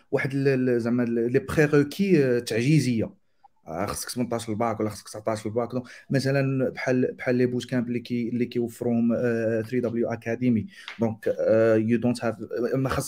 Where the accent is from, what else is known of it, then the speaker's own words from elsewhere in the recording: Morocco; على الستاتس ديال ديال ديال اليوث والتالنتس عندنا في المغرب